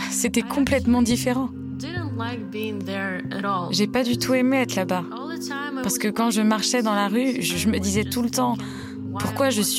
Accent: Ukraine; la tête des Allemands quand ils entendaient que je venais d'Ukraine.

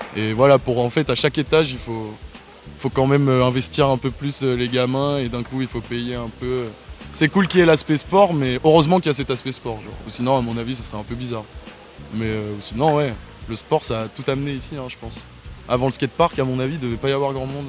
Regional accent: Cergy, Île-de-France, France; now in Marseille, France; je viens de sergy Pontoise dans le 95

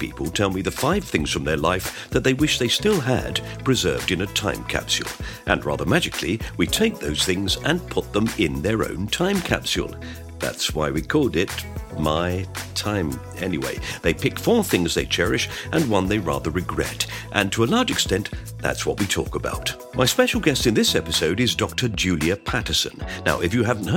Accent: United Kingdom; being British

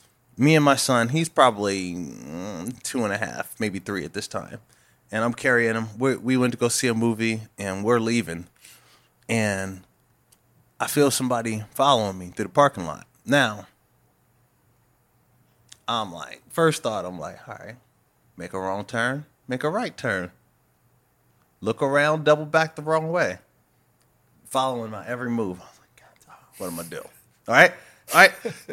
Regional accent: Harrisburg, Pennsylvania, United States; Again, I come from Harrisburg. It's a real city.

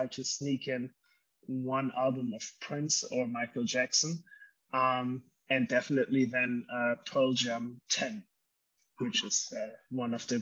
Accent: Germany; I grew up in Germany

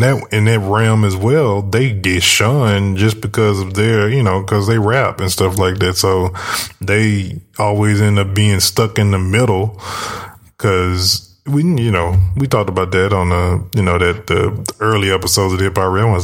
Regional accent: the South, United States; growing up in the South where we from

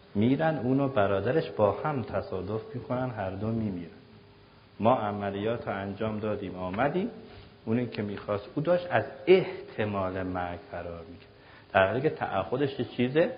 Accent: Mashhad, Razavi Khorasan, Iran; منم که مشهدی هستم

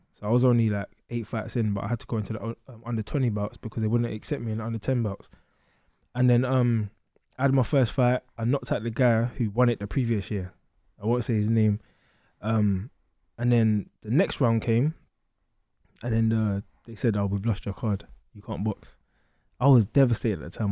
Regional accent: London, United Kingdom; I grew up in East London, um, Stratford and Gate

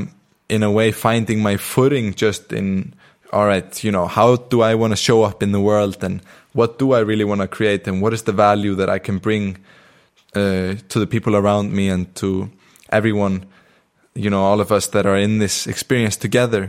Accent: Iceland; accent: Icelandic; moved away; I'm in Iceland. I'm in my hometown. I'm with my family at the moment

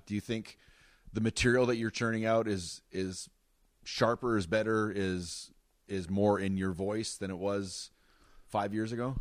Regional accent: Wawa, Ontario, Canada; moved away; for most of my life in Wawa, it was about five thousand people

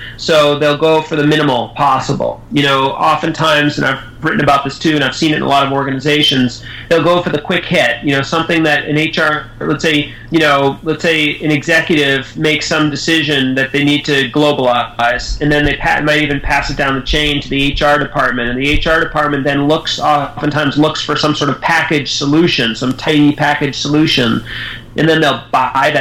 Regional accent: United States; I grew up in the United States

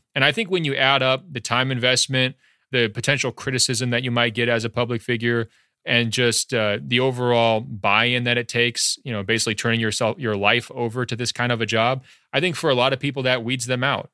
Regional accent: Beaverton, Oregon, United States; moved away as an adult; also born or lived in Baltimore, Maryland; now in Los Angeles, United States; I'm originally born and raised, uh, in Beaverton, Oregon, just outside Portland.

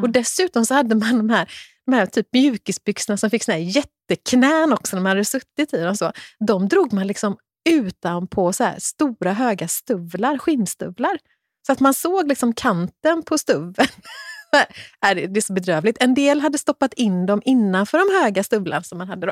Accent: Kungälv, Västra Götaland, Sweden; där jag växte upp i Kungälv

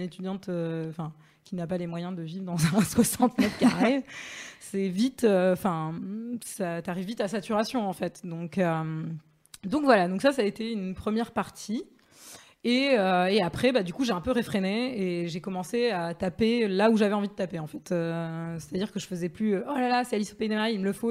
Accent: Marseille, Provence-Alpes-Côte d'Azur, France; moved away; je suis marseillaise

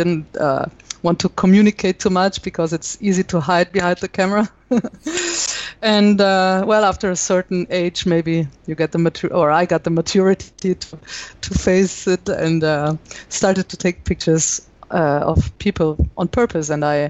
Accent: Italy; accent: German; English is a second language; also born or lived in Germany / Brazil; now in France; I was born and raised in Italy, but my mother is German, so I think my pronunciation of English is pretty German. So it's a mixture.

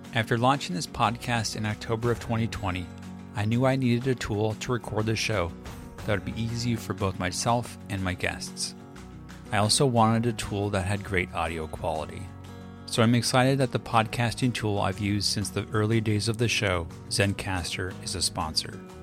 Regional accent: California, United States; We're both from California, and our state is really well known for its wines

